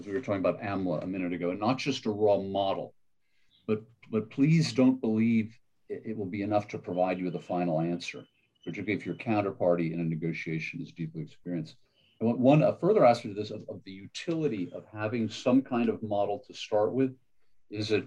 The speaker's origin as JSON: {"language": "English", "region": "Maine", "country": "United States", "also_born_or_lived": "Connecticut", "said": "I was from Maine, a coastal state to the north"}